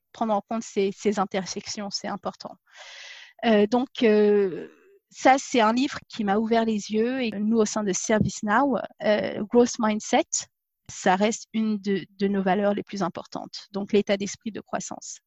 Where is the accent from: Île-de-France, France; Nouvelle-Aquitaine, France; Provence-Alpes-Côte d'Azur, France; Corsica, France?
Île-de-France, France; Paris region; moved away as an adult; also born or lived in Dijon; now in England; je suis née à Dijon, j'ai grandi dans la région parisienne.